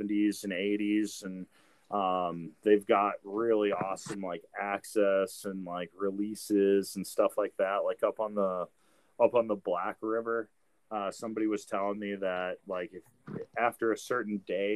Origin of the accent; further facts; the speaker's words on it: Wisconsin, United States; moved away; I'm from Wisconsin